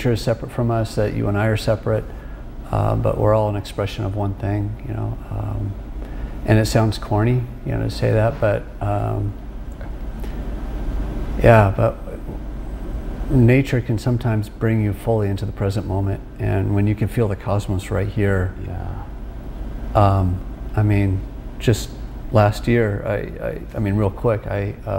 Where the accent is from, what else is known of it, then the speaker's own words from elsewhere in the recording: Sacramento, California, United States; I grew up in Sacramento